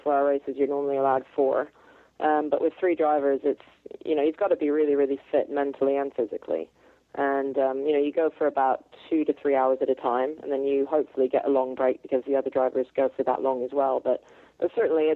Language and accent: English; California, United States; moved away as an adult; I grew up in California. I spent the first 21 years of my life there, really.